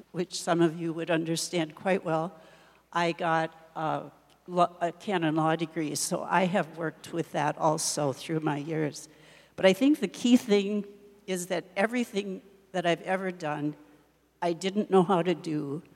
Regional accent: Watertown, South Dakota, United States; I grew up near Watertown on a farm, and I went 8 years to a rural school, which some of you may not even know what that is anymore, but it was at Grover, South Dakota

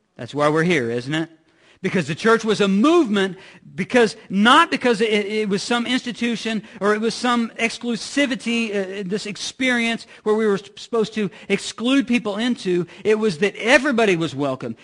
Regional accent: Midwest, United States; I'm from the Midwest

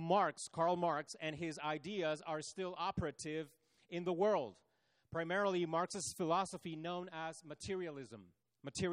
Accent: Chile; moved away; growing up in Chile how our schools would do earthquake drills.

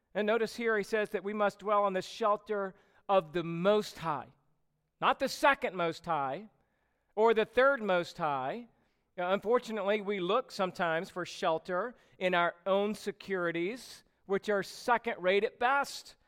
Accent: Georgia, United States; now in California, United States; growing up in Georgia

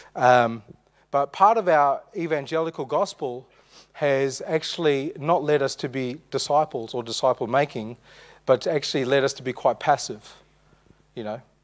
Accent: Armidale, New South Wales, Australia; We grew up in Armidale

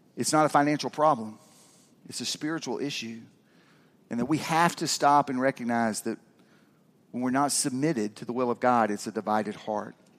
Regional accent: Georgia, United States; also born or lived in Kentucky; I moved to Georgia when I was six from Kentucky

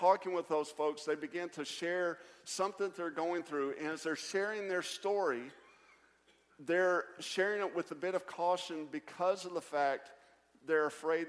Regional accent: Kentucky, United States; moved away as an adult; now in South Carolina, United States; I'm from Kentucky, too.

